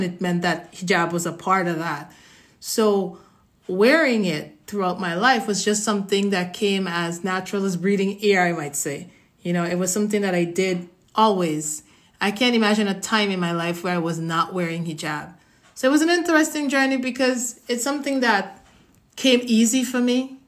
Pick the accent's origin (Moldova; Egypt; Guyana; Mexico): Guyana; moved away as an adult; now in United States; I'm from the Caribbean, specifically Guyana. I was born there, grew up there, spent a little more than half of my life there, and then I migrated to the U.S.